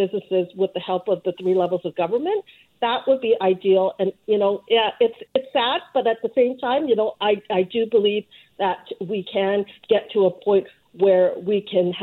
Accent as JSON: {"language": "English", "town": "Vancouver", "region": "British Columbia", "country": "Canada", "tie": "born or raised there", "said": "I grew up here in Vancouver"}